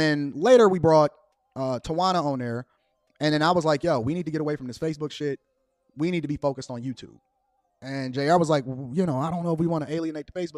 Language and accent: English; Chicago, Illinois, United States; I'm from Chicago